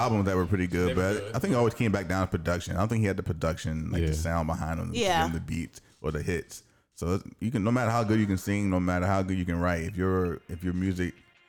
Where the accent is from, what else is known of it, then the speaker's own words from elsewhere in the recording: Virginia, United States; I'm from Virginia